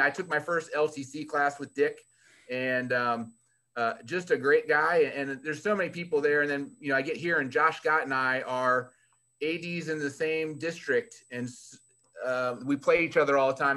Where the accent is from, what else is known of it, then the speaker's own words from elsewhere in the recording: Fairfax County, Virginia, United States; moved away; I was born and raised in Virginia, right outside of Washington, D.C., um, Fairfax County